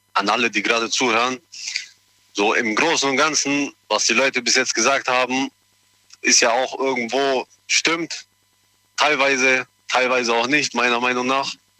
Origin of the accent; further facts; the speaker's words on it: Germany; Ich bin hier in Deutschland geboren und aufgewachsen.